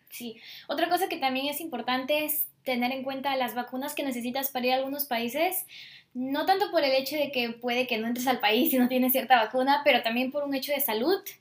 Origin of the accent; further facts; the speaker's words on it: Peru; si vengo de Perú